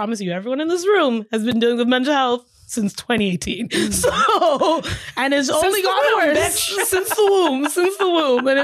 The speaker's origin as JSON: {"language": "English", "area": "Toronto, Brampton, Ajax", "region": "Ontario", "country": "Canada", "tie": "born or raised there", "moved": "yes", "lives_now": "Halifax, Canada", "said": "I grew up in Toronto briefly, Etobicoke"}